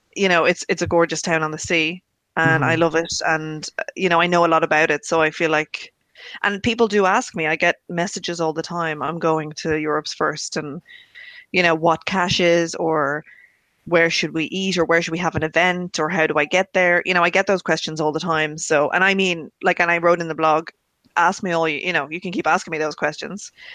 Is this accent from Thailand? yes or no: no; Ireland; being Irish and having spent every Christmas in Ireland, bar one, since I've been born